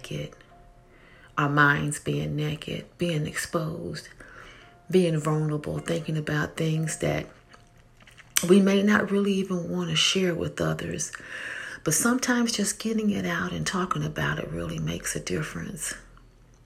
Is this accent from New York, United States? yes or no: no; Tennessee, United States; moved away; I am from Tennessee, and I'm glad about it, even though now I live up north.